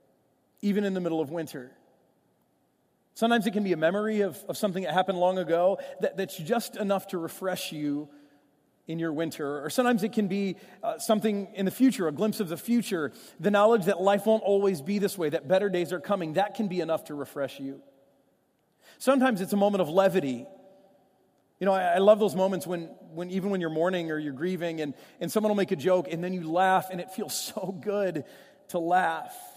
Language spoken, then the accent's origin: English; Michigan, United States; now in St. Louis, United States; my life growing up in Michigan